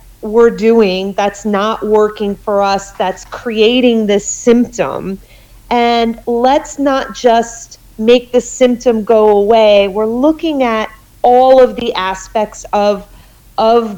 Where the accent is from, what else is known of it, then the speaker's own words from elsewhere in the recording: Connecticut, United States; I grew up in Connecticut